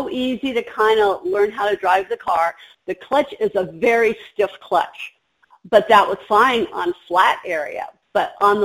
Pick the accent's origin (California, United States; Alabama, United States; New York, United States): California, United States; Southern; moved away as an adult; I was from Southern California.